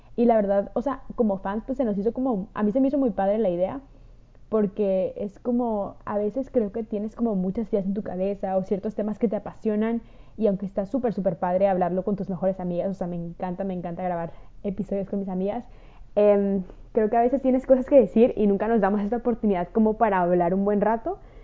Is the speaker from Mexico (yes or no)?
yes; Mexico; de México